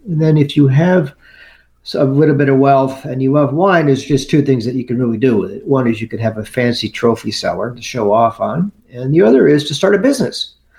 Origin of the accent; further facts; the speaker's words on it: United States; I'm from the New York, New Jersey area